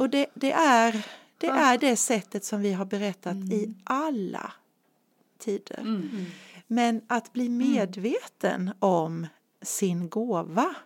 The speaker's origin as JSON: {"language": "Swedish", "town": "Nässjö", "region": "Jönköping County", "country": "Sweden", "tie": "born or raised there", "also_born_or_lived": "Asarum, Karlshamn, Blekinge", "said": "min familj flyttade hit när jag var 11 år"}